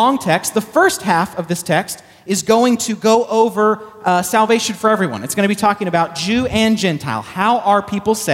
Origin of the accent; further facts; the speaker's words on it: Texas, United States; I'm from Texas